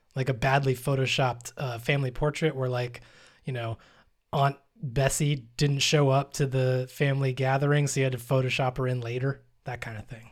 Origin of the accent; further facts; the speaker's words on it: United States; I am American